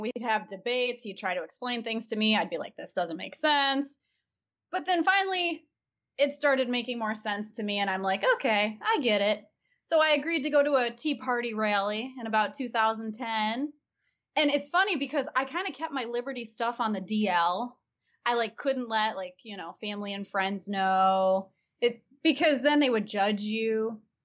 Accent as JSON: {"language": "English", "region": "Michigan", "country": "United States", "tie": "born or raised there", "said": "Hillsdale College, which is in Michigan, my home state"}